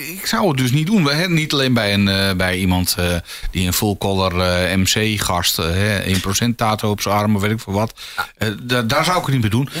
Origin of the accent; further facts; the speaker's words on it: Volendam, North Holland, Netherlands; ik kom uit Volendam.